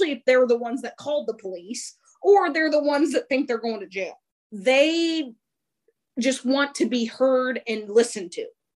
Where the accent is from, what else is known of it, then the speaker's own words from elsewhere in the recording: Kansas, United States; moved away as an adult; also born or lived in Colorado; now in Texas, United States; I'm born and raised in Kansas